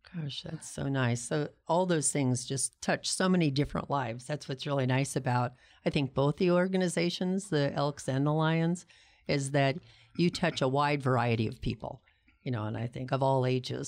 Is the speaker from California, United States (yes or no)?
yes; Pasadena, California, United States; now in Tucson, United States; I grew up in Pasadena, California.